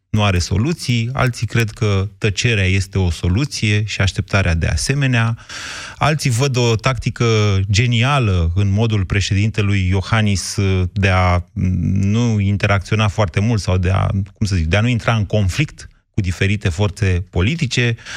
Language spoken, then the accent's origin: Romanian; Oltenia, Romania; sunt oltean